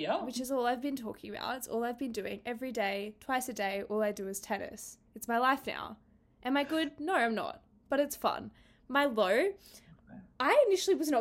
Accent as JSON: {"language": "English", "town": "Sunshine Coast", "region": "Queensland", "country": "Australia", "moved": "as an adult", "lives_now": "Canberra, Australia", "said": "I'm from the Sunshine Coast"}